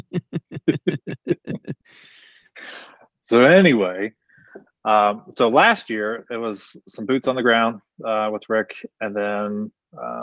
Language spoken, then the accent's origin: English; Ohio, United States; moved away as an adult; also born or lived in Northern Kentucky; now in Kentucky, United States; I'm originally from Ohio. I grew up hunting Ohio